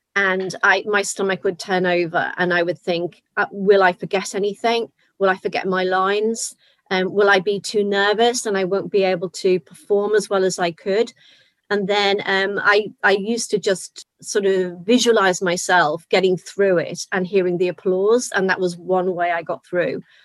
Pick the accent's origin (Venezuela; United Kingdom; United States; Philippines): United Kingdom; Liverpool, North West England; I'm from Liverpool